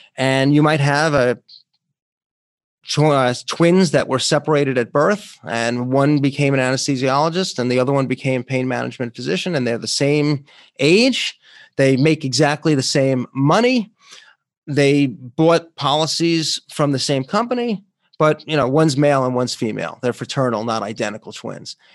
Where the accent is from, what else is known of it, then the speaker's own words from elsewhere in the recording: New York, United States; my home state of New York